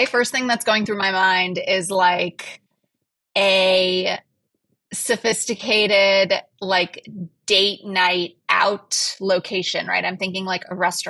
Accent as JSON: {"language": "English", "town": "New York City", "region": "New York", "country": "United States", "tie": "born or raised there", "moved": "yes", "said": "I was born in New York City"}